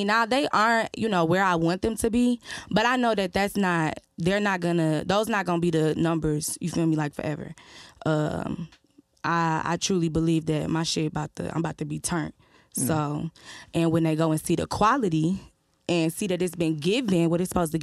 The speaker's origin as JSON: {"language": "English", "town": "Detroit", "region": "Michigan", "country": "United States", "tie": "born or raised there", "said": "I am from Detroit"}